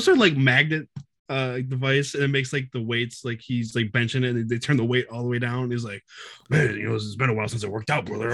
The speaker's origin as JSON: {"language": "English", "region": "Michigan", "country": "United States", "said": "I'm about, like, forty-five minutes, like, outside of, uh, Detroit"}